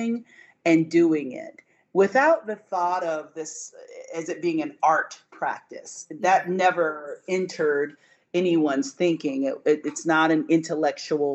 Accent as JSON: {"language": "English", "area": "Franklin County", "region": "North Carolina", "country": "United States", "tie": "born or raised there", "said": "I grew up in mostly in Franklin County, which is one of the smaller counties in North Carolina, an agricultural county"}